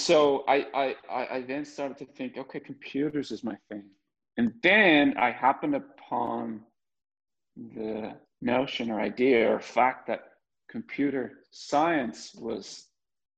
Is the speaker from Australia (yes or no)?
no; Dublin, Leinster, Ireland; moved away as an adult; also born or lived in San Francisco Bay Area; I was born in Dublin, Ireland.